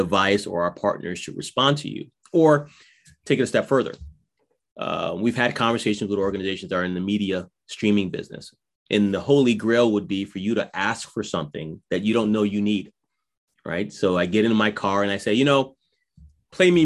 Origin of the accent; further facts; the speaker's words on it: Connecticut, United States; the way that I say Connecticut because I'm from Connecticut